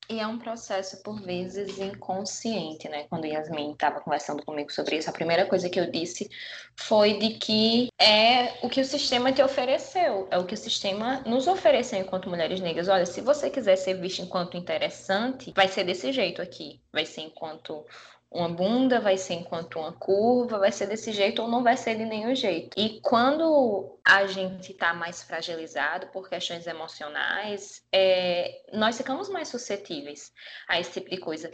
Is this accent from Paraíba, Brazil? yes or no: yes; Paraíba, Brazil; nascida e criada na Paraíba